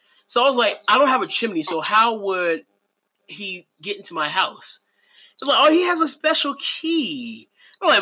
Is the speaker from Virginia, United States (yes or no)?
yes; Portsmouth, Virginia, United States; I grew up in Portsmouth, Catalan Manor.